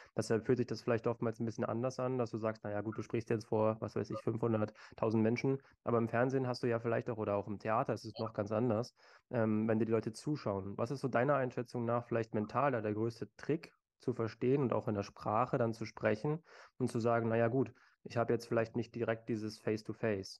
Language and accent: German; Berlin, Germany; aus meiner Heimatstadt äh, Berlin.